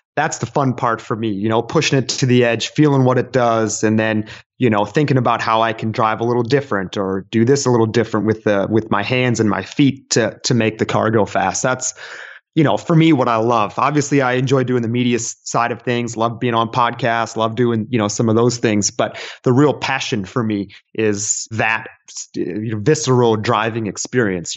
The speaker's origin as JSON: {"language": "English", "region": "Texas", "country": "United States", "tie": "born or raised there", "said": "I was born and raised in Texas"}